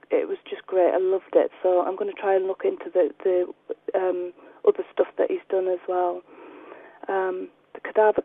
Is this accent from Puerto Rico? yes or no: no; United Kingdom; I'm too British for all this kind of stuff